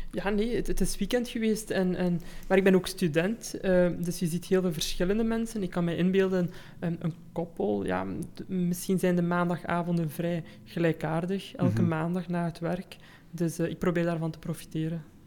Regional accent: Belgium; also born or lived in Germany; Ik ben zelf geboren in Duitsland, uh, hebben daar zes jaar gewoond en mhm. nadien naar België geïmigreerd.

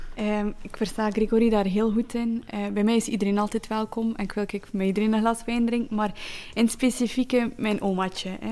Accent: Flanders, Belgium; also born or lived in Zeeland, Netherlands (born); Ik ben een Vlaming, maar met de mond als een Nederlander

